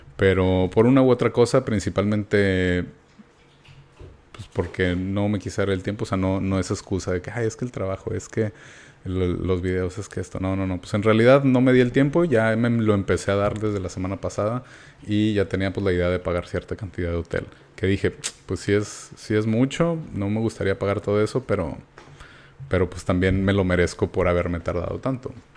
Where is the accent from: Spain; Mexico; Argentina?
Mexico; soy de México